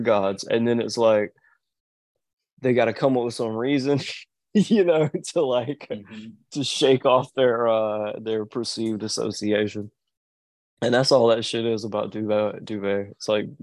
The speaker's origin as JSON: {"language": "English", "region": "the South", "country": "United States", "lives_now": "Georgia, United States", "said": "I'm from the South"}